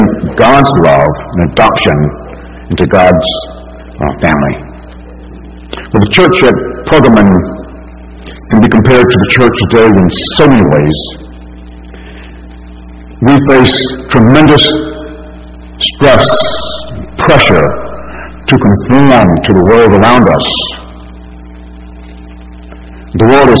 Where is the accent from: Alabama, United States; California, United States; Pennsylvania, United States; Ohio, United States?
Alabama, United States; as a non-believer growing up in Alabama